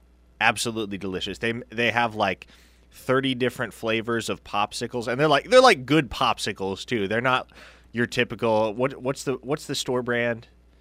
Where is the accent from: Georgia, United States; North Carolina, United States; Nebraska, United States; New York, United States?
Nebraska, United States; I grew up in Nebraska.